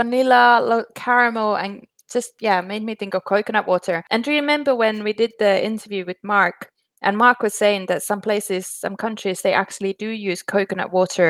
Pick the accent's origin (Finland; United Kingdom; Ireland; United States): Finland; moved away; When I grew up in Finland, my friend's dad used to drill holes in birch trees and get the sap.